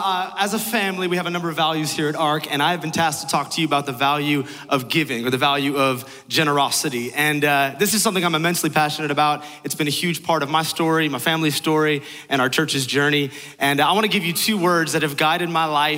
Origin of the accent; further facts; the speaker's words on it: San Francisco, California, United States; I'm from San Francisco